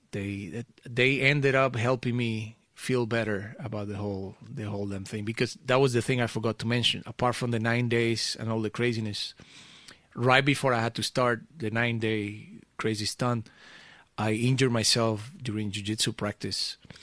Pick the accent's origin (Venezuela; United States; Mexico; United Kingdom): Venezuela; also born or lived in Portugal (family origin); now in Amsterdam, Netherlands; I grew up in Venezuela